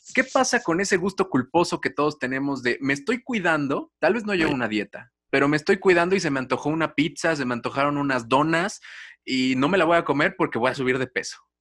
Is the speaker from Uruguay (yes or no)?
no; Mexico; como mexicanos